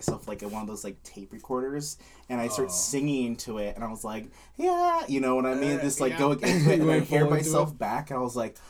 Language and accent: English; Bay Area, California, United States; I grew up in the Bay Area